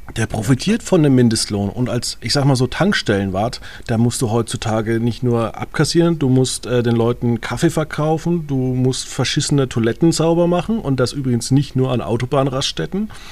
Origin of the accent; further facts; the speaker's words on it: home village where the CSU is active, Bavaria, Germany; in meinem Heimatdorf, wie viele Veranstaltungen die C S U einfach macht